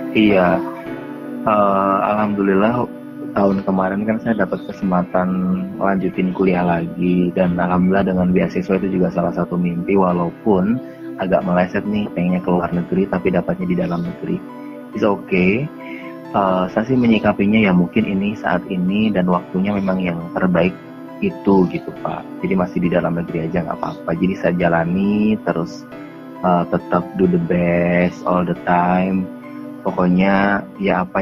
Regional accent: Papua, Indonesia; saya mencoba untuk menerima keadaan yang ada di kampung halaman saya waktu itu di Papua

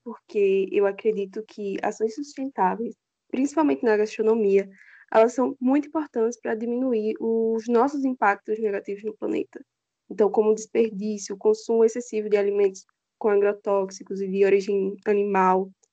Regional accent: Juazeiro, Bahia, Brazil; moved away as an adult; now in João Pessoa, Brazil; eu sou de Juazeiro, na Bahia

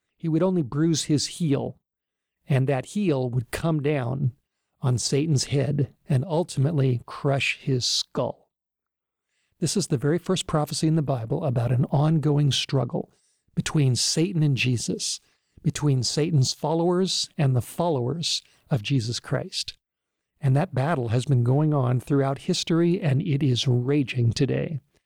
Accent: Los Angeles, California, United States; born or raised there

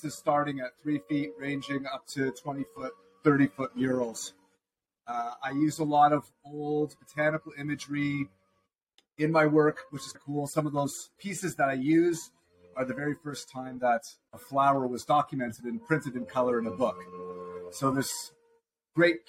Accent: Toronto, Ontario, Canada; moved away as an adult; now in Southern California, United States; I'm originally from Toronto, Ontario, Canada. We moved here about 4 years ago

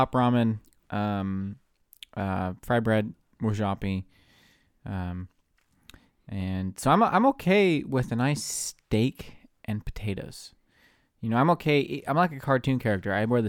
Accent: India; Well, as an Indian, we eat once a week.

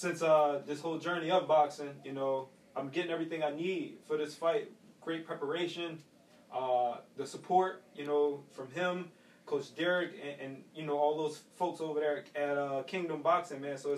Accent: Philadelphia, Pennsylvania, United States; I grew up in West Oak Lane.

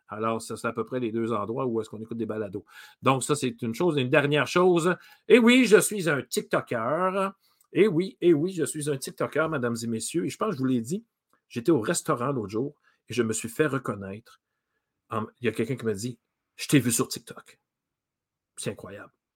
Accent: Rimouski, Quebec, Canada; now in Montreal, Canada; moi, je viens de Rimouski

